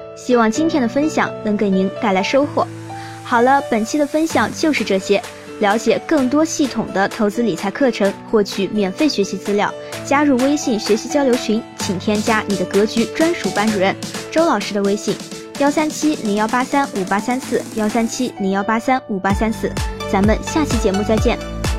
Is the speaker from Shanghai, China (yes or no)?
no; Hebei, China; moved away; 我老家河北